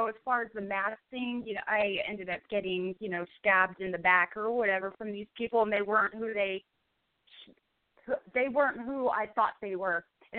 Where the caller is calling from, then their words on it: Ridgecrest, California, United States; I'm calling from Ridgecrest, California.